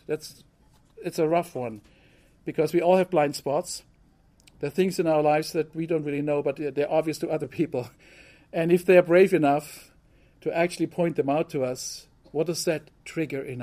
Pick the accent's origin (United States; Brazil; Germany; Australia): Germany; moved away; growing up in Germany, I learned to be punctual